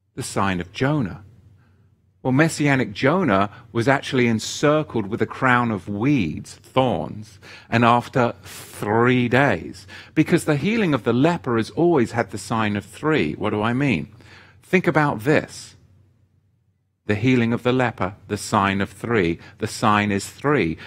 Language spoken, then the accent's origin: English; England, United Kingdom; as a young boy growing up in England